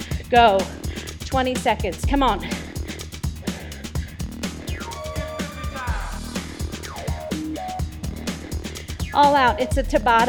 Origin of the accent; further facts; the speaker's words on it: Phoenix, Arizona, United States; I was born in Phoenix, Arizona